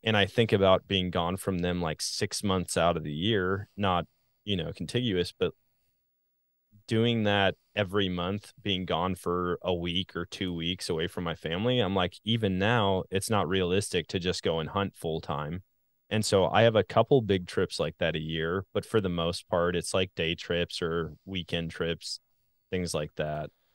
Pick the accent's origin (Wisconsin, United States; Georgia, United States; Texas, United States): Wisconsin, United States; moved away; also born or lived in Missouri; I grew up in Wisconsin